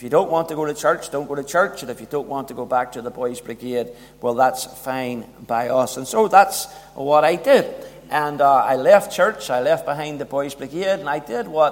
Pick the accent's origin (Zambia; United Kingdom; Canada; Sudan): United Kingdom; Belfast, Northern Ireland; I was brought up in North Belfast